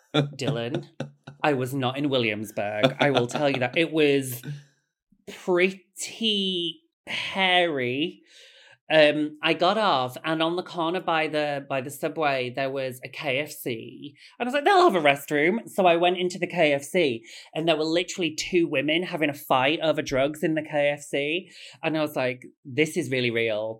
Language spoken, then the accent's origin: English; Bradford, Yorkshire and the Humber, United Kingdom; I'm from Bradford